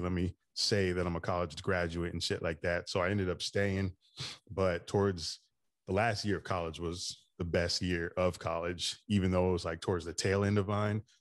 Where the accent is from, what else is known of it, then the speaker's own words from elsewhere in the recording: Daytona Beach, Florida, United States; I grew up in Daytona Beach, Florida, so I've been in Florida pretty much my whole life